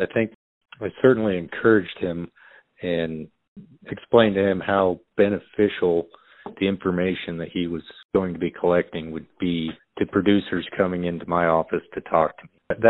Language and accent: English; Cheyenne Wells, Colorado, United States; also born or lived in Burlington, Colorado; I grew up right here in Cheyenne Wells, Colorado. My family has a fourth generation farm that my father still operates.